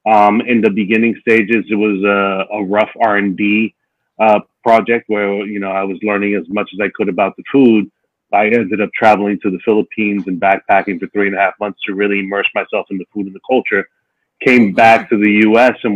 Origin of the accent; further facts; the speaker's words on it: New York City, New York, United States; I'm from Dominican wait, Republic, and I was oh. born oh. and raised in New York City.